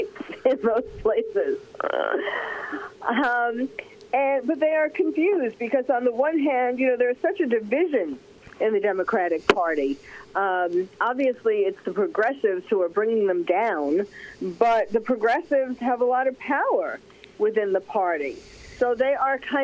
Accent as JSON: {"language": "English", "town": "New York City", "region": "New York", "country": "United States", "said": "I'm from New York, from New York City"}